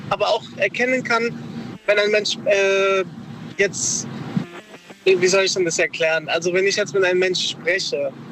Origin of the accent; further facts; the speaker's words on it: Darmstadt, Hesse, Germany; Ich komme aus Darmstadt.